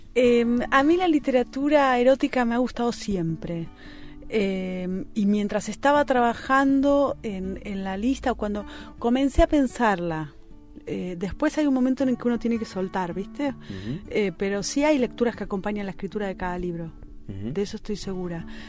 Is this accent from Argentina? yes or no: yes; Argentina; nuestra literatura, que digo la nuestra, la argentina